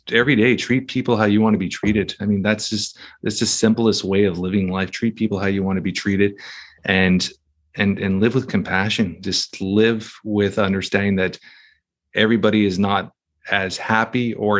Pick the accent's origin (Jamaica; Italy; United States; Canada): Canada; Toronto, Ontario; Toronto, Canada